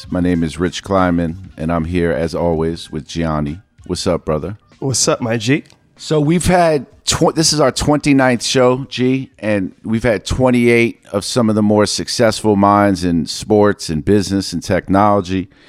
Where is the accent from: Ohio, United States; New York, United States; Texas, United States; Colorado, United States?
New York, United States; New York City; I grew up in New York City